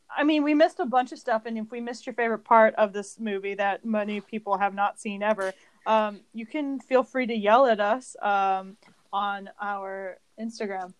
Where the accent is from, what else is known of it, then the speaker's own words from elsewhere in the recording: California, United States; moved away as an adult; also born or lived in Colorado; I am from California